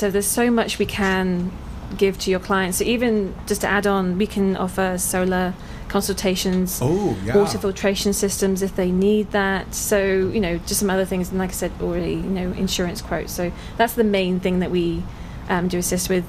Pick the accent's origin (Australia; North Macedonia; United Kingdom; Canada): United Kingdom; England; moved away as an adult; now in United States; I'm from England originally. I've been here over a year now.